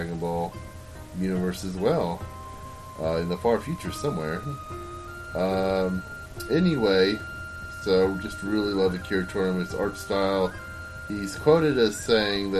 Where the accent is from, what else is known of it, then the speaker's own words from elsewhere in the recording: United States; as an American cartoonist